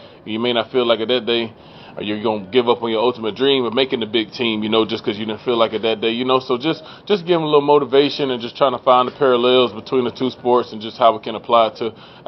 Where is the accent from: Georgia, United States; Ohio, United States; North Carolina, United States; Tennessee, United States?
Georgia, United States; Conyers; growing up in Conyers